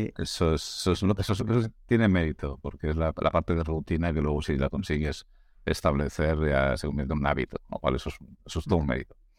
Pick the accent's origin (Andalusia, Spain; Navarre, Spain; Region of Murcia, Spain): Navarre, Spain; now in Catalonia, Spain; soy un, navarro viviendo en, Cataluña